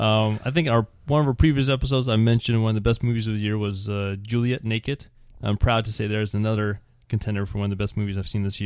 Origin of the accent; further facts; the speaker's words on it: Scotland, United Kingdom; Hi, I'm …. I'm from Scotland.